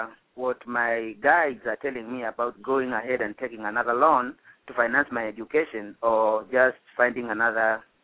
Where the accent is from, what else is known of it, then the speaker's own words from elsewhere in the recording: Kenya; now in Georgia, United States; I'm a transplant from Africa.